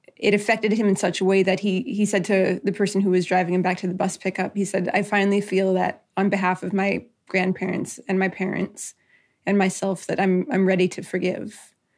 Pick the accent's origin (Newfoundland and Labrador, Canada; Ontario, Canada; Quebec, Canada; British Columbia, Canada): British Columbia, Canada; Nisga'a Nation; I'm from the Niska Nation